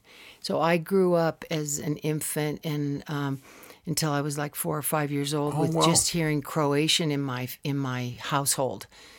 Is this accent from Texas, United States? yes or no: no; Tucson, Arizona, United States; So she was a nurse for the hospital there, which was in this cool old building in downtown Tucson. So I was raised near the Catalina Mountains.